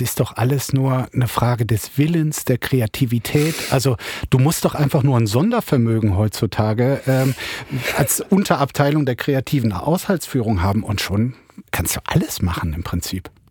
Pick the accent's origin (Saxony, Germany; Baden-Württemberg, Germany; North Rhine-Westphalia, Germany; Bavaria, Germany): North Rhine-Westphalia, Germany; Bergisch Gladbach; ich bin gebürtig aus Bergisch Gladbach